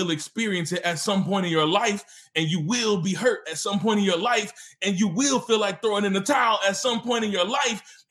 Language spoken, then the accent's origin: English; Mississippi, United States; also born or lived in Memphis, Tennessee; now in Oklahoma City, United States; I was born in Memphis, Tennessee, which is it's in the South. And I was raised in Mississippi, also in the South.